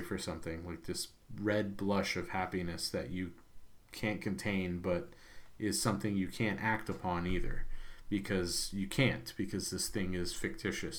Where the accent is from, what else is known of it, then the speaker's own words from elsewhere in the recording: United States; as an American